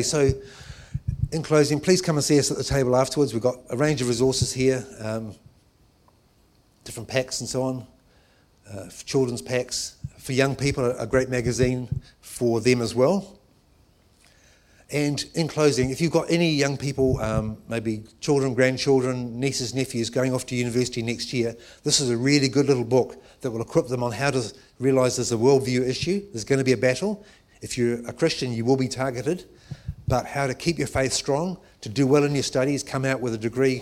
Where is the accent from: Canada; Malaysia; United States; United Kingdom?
United Kingdom; England; now in New Zealand; I'm actually Pākehā Pākehās because I was born in England